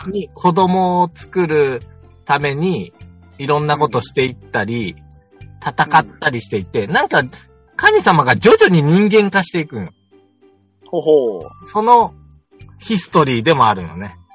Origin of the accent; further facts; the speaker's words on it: Shimane, Japan; 僕、ほら、いつもっていうか、島根出身ですからね。